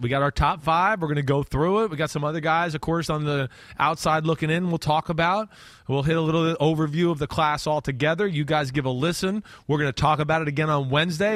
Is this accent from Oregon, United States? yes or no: no; New Jersey, United States; I'm not trying to pump my hometown. Hey, we're also dumb in our state